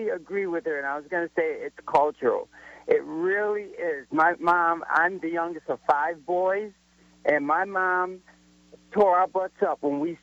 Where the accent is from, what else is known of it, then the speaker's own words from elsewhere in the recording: Elmira, New York, United States; growing up in Elmira, New York, which is upstate New York